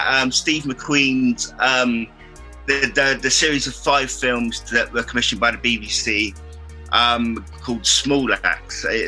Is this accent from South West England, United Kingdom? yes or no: yes; Cornwall, South West England, United Kingdom; we're both from Cornwall